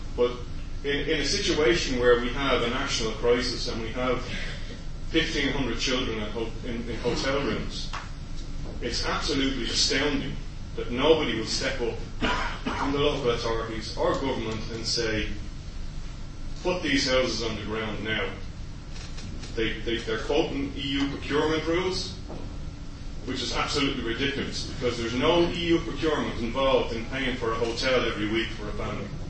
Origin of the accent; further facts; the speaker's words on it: Dublin, Leinster, Ireland; moved away; I'm from Ballymun originally. I, my family were one of the first tenants in the flats in Ballymun